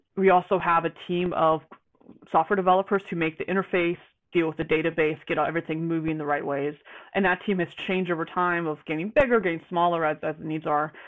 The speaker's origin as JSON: {"language": "English", "region": "Georgia", "country": "United States", "moved": "as an adult", "lives_now": "Spokane, United States", "said": "I'm I'm from Georgia, and then I was in the military."}